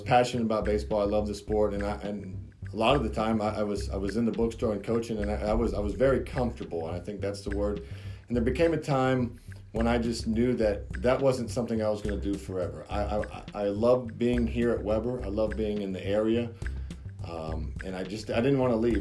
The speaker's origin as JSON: {"language": "English", "town": "Haines City", "region": "Florida", "country": "United States", "said": "I'm from Haines City, from Polk County"}